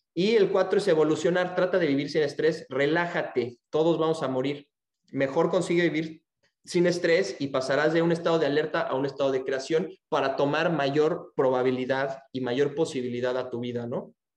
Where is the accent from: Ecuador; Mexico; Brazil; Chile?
Mexico; now in Texas, United States; aquí nací en México, ahorita estoy viviendo en Texas y estoy trabajando en, este, en España